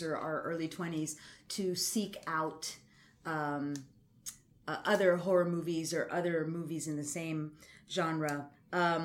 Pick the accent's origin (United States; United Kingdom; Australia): United States; Laredo, Texas; moved away as an adult; also born or lived in College Station, Texas; there was a Taco Bell in my hometown